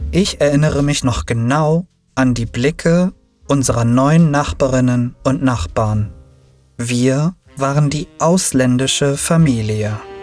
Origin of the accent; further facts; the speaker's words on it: Berlin, Germany; also born or lived in Turkey; Ich hatte dort eine tolle Kindheit. Ich spielte viel mit den anderen Kindern im Hinterhof. Unsere Schule war am Hermannplatz